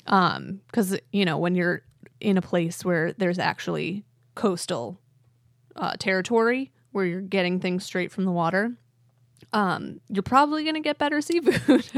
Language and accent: English; Honeoye Falls, New York, United States; also born or lived in Midwest / Webster, New York; when I was five, we moved to Webster. And then I spent my formative years in Honeyway Falls